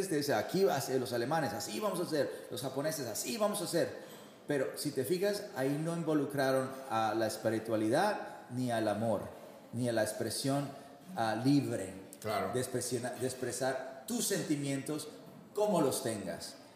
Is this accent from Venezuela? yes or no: no; Mexico; Yo como mexicano